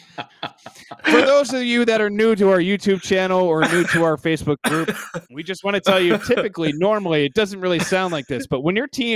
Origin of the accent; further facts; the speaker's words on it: New Jersey, United States; I am from New Jersey